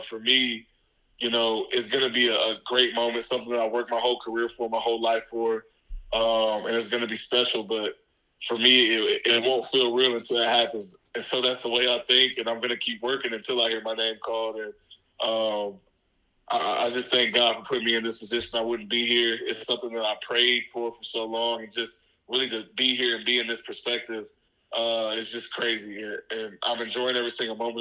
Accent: Dallas, Texas, United States; moved away as an adult; also born or lived in Jackson, Mississippi; I'm born and raised in Dallas, Texas

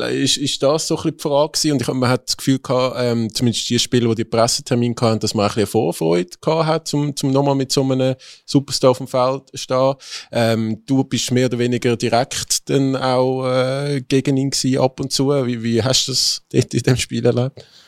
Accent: Zurich, Switzerland; wenn man wie ich aus Zürich kommt

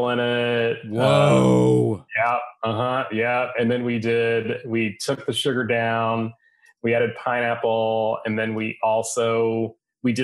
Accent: West Texas, United States; I grew up in West Texas

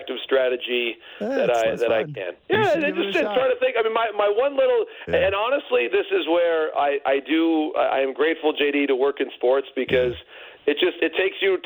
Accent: Detroit, Michigan, United States; my hometown here, you know, here in Michigan and in Detroit

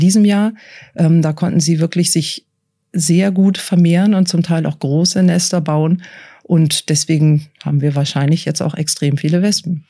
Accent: Switzerland; bei uns in der Schweiz

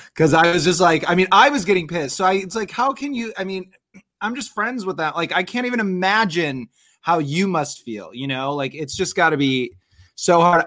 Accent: Omaha, Nebraska, United States; we're from Omaha, Nebraska

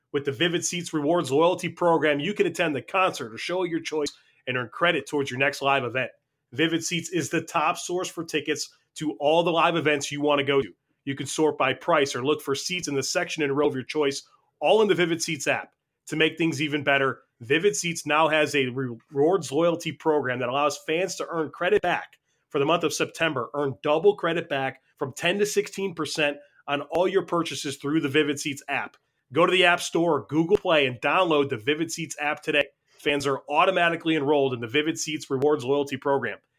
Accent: New York, United States; what's New York? My native land

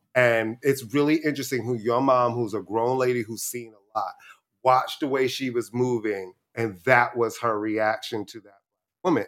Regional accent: New York City, New York, United States; also born or lived in Brooklyn; I was born in Brooklyn, and then we moved to Queens right before I was in the first

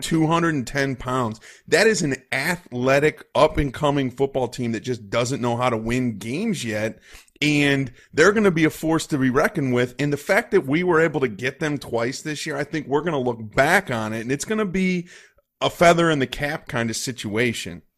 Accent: Cleveland, Ohio, United States; we are both from Cleveland

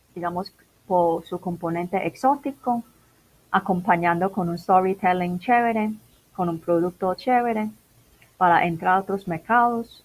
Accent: Macau; Spanish is a second language; moved away as an adult; also born or lived in Guangzhou, China / England; now in Medellín, Colombia; originalmente soy de Macao

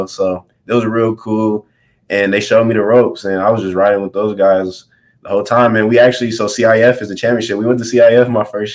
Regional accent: Southern California, United States; I'm from Southern California

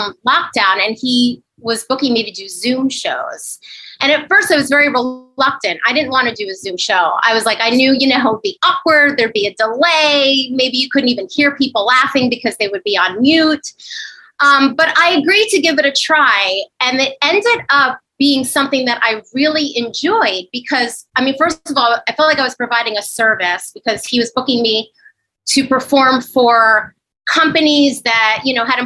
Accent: Northern New Jersey, United States; moved away as an adult; also born or lived in Upper West Side, Manhattan, New York; now in New York City, United States; I'm from New Jersey originally, Northern New Jersey

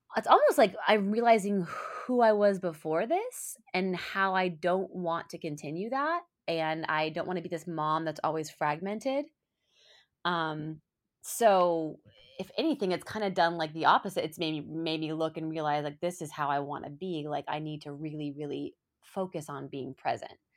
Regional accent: Colorado, United States; moved away; we're both from Colorado, we went to the same high school

